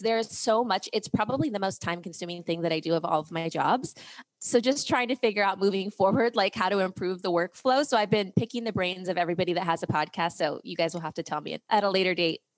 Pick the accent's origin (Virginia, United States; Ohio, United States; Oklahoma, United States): Ohio, United States; also born or lived in Europe; I grew up in Ohio